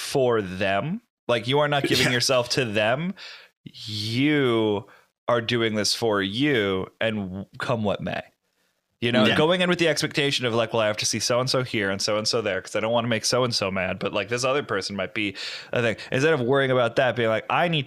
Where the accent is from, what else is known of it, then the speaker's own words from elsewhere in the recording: Connecticut, United States; moved away; where I grew up in Connecticut